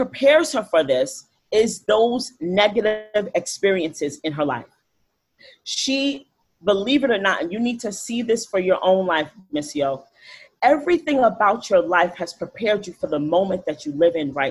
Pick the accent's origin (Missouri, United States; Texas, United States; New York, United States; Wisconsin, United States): New York, United States; New York City; I grew up in the Bronx